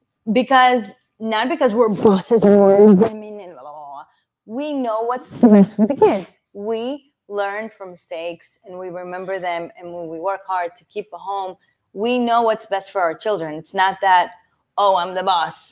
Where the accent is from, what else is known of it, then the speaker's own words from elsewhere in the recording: Long Island, New York, United States; I grew up in Long Island schools.